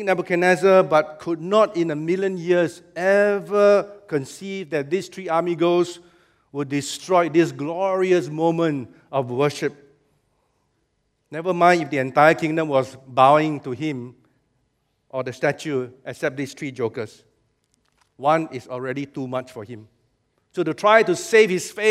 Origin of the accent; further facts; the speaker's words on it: Singapore; Singaporean believers